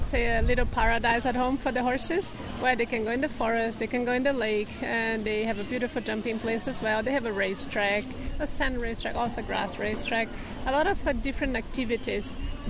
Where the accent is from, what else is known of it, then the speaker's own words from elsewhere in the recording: Brazil; Yes, I'm actually from Brazil. I'm born in Brazil. And in 2006, I changed my nationality to Portugal because I always had the two passports my whole life. My grandparents are Portuguese.